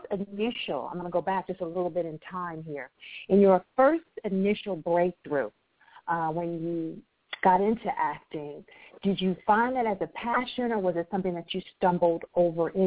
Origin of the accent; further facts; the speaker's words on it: Akron, Ohio, United States; Uh, I was born and raised in Akron, Ohio.